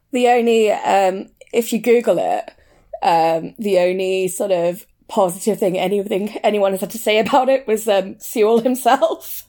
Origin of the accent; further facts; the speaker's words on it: United Kingdom; also born or lived in Brent, London / Leicester; it's either Brent or Leicester, and I grew up in both